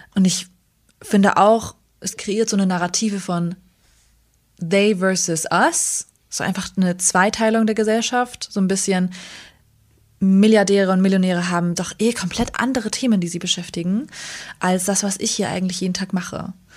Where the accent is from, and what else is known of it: Germany; born or raised there; also born or lived in Northern Iraq